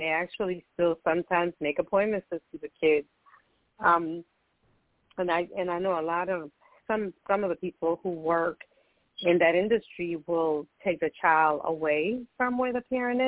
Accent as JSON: {"language": "English", "town": "Boston", "region": "Massachusetts", "country": "United States", "tie": "born or raised there", "said": "I grew up in Boston"}